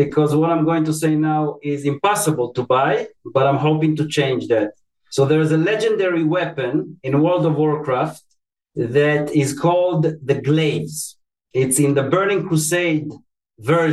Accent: Tel Aviv, Tel Aviv District, Israel; moved away; I was born and raised in Tel Aviv, Israel

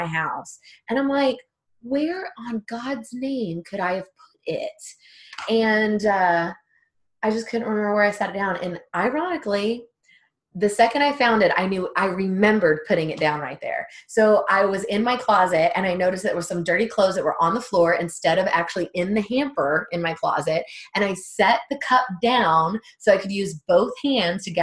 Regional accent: Texas, United States; I'm from Texas, and I'm right by Mexico.

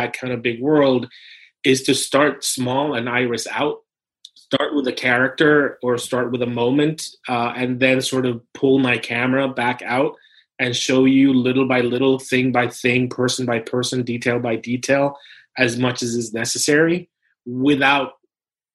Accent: Puerto Rico; English is a second language; moved away; I was born and raised in Puerto Rico, so English is my second language

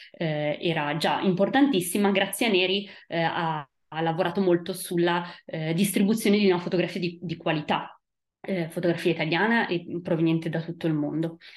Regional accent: Italy; moved away; Eh, quindi per quel motivo io sono scappata dall'Italia e sono andata eh, in Francia, a Parigi, dove eh, ho appunto studiato storia della fotografia.

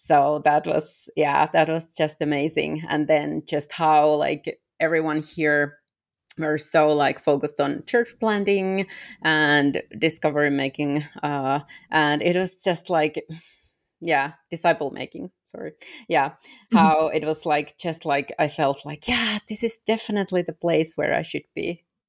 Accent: Finland; English is a second language; moved away as an adult; I am originally from Europe, from Finland

